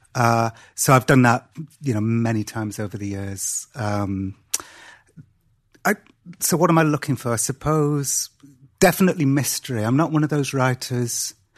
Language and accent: English; Cardiff, Wales, United Kingdom; I was born and grew up in Wales